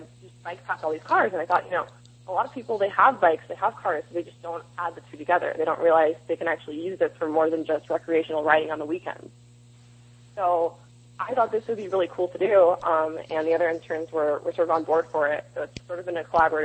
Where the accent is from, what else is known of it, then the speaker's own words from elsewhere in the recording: East Bay, San Francisco Bay Area, California, United States; moved away as an adult; now in Los Angeles, United States; I grew up in the Bay Area, in East Bay.